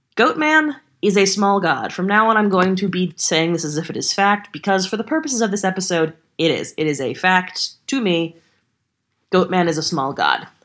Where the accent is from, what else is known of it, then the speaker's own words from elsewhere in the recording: Texas, United States; I'm a Texan